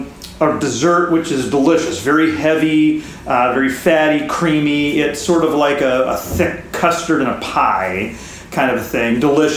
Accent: Mitchell, South Dakota, United States; I come from Mitchell. My town is Mitchell, which is the home of the world's only corn palace.

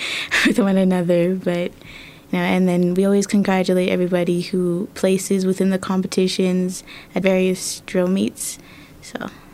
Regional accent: Colorado Springs, Colorado, United States; also born or lived in Germany; I moved here in 2011 with my family, and I went from D11 mm-hmm. to D49 for both middle school and high school

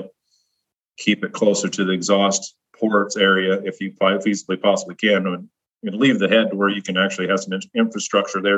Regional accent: Nebraska, United States; I grew up in the Midwest in Nebraska, and I grew up on a farm.

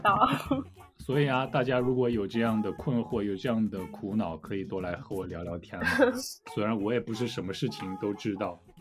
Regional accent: China; moved away; 我在中国出生，而且我生活了二十多年

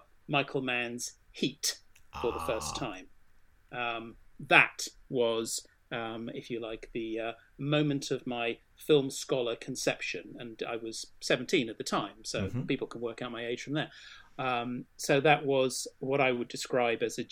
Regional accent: Swindon, South West England, United Kingdom; I grew up, I was born in Swindon

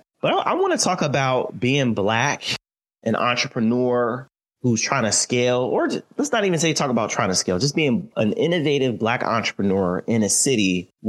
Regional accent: New Jersey, United States; I'm from New Jersey, too

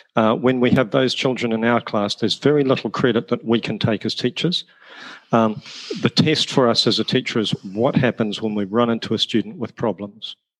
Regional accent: New Zealand; accent: New Zealand; moved away as an adult; also born or lived in Wales / Australia; now in United Kingdom; The accent is from New Zealand. Uh, my parents are both Irish. I was born in Wales. Uh, I grew up in New Zealand, having travelled there via Australia.

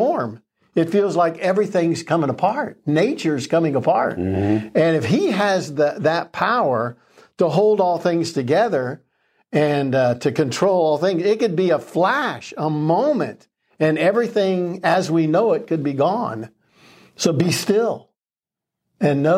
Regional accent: Florida, United States; I was raised in Florida, and not only were hurricanes a regular thing

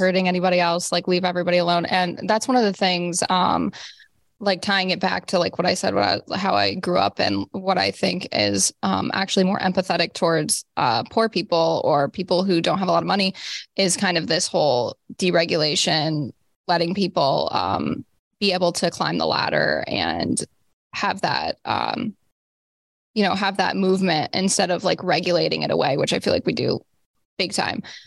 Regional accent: Rust Belt, United States; I grew up in the Rust Belt, so, like, heavy, poverty-stricken kinda area

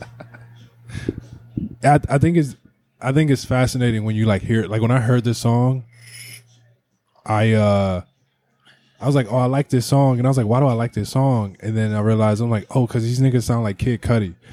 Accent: East Cleveland, Ohio, United States; I grew up in East Cleveland

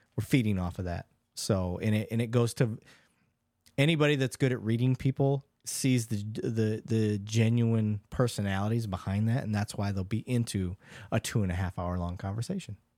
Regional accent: Michigan, United States; I grew up in Michigan

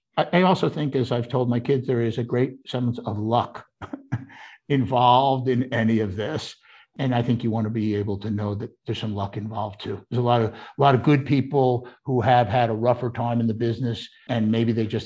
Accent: New York, United States; also born or lived in Pennsylvania; now in Philadelphia, United States; I grew up in New York, but it took me till I was in my 40s to go to the Statue of Liberty.

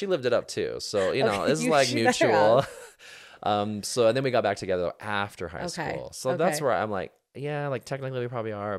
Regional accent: Utah, United States; also born or lived in Chicago, Illinois; So I was born in Chicago. My dad finished dental school, and then they moved back here to Utah.

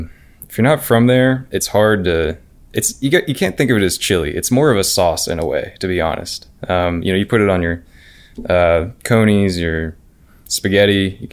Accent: Cincinnati, Ohio, United States; So I grew up in Cincinnati, Ohio, actually.

